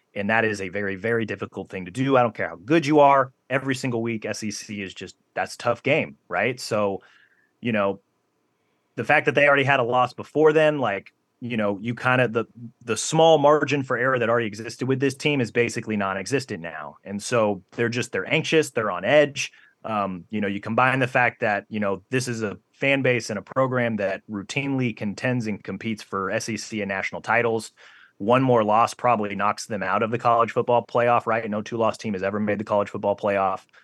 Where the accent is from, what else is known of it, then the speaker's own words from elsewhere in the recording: Big Ten and Big Twelve country, Midwest, United States; moved away as an adult; now in Alabama, United States; growing up in Big Ten and Big Twelve country